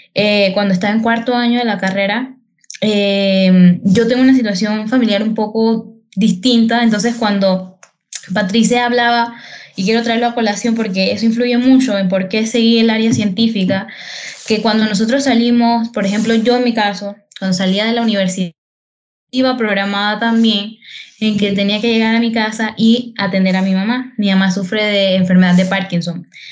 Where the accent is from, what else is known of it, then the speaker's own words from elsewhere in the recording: Herrera, Panama; específicamente en Herrera, yo soy de Herrera